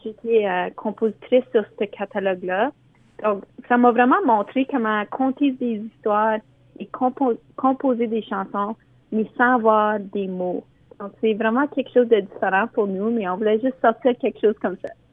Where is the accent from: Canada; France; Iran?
Canada; Sudbury, Ontario; je viens, comme tu dis, de Sudbury, où ce que on a appris à parler anglais et français en même temps